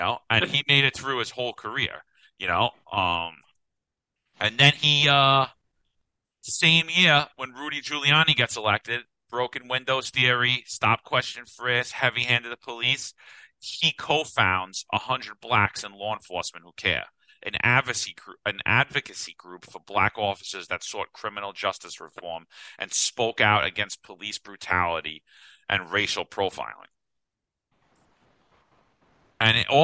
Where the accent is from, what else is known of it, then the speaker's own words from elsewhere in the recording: New York City, New York, United States; I grew up in Bensonhurst